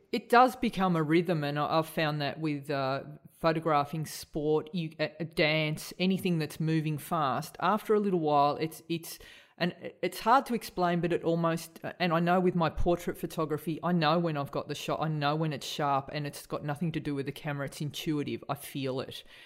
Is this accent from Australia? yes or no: yes; Australia; we're all Australian here